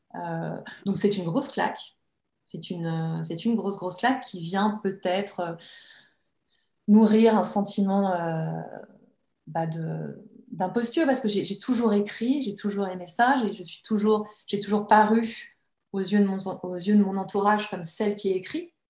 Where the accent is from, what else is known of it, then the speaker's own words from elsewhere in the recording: Annecy, Auvergne-Rhône-Alpes, France; j'ai grandi à Annecy, entre les lacs et les montagnes.